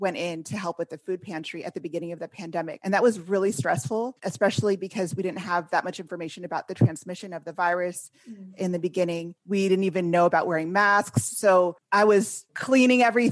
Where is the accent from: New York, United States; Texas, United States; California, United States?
California, United States; also born or lived in Washington, D.C.; I'm from California originally